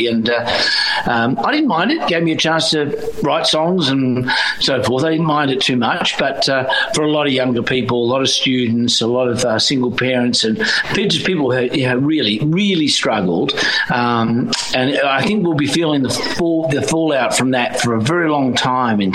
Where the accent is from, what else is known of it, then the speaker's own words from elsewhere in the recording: Perth, Western Australia, Australia; my hometown of Perth